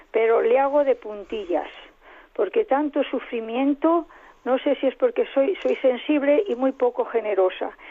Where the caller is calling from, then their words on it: Madrid, Community of Madrid, Spain; de Madrid